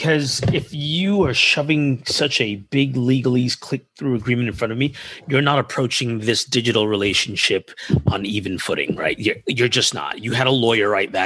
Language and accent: English; New York, United States; as a New Yorker